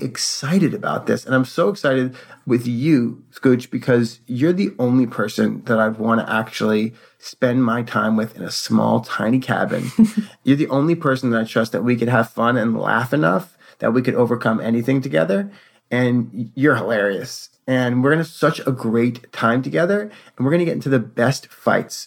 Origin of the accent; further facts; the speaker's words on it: New York City, New York, United States; moved away; somebody who was born and raised in New York City